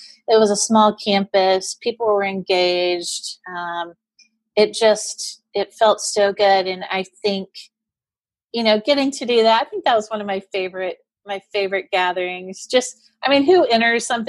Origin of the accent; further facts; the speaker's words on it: Houston, Texas, United States; moved away as an adult; I didn't get to eat sugary cereals at home growing up in Houston very often.